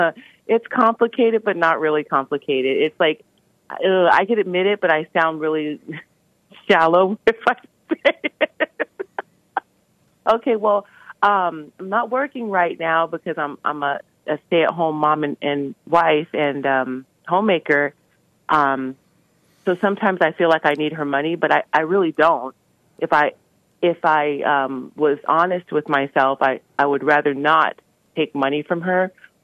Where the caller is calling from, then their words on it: Maine, United States; I'm from Maine. I've called you before. It's just been a while.